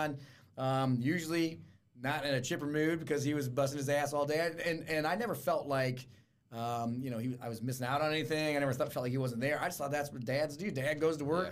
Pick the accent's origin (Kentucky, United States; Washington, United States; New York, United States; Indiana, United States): Indiana, United States; Fort Wayne; born or raised there; also born or lived in Miami, Florida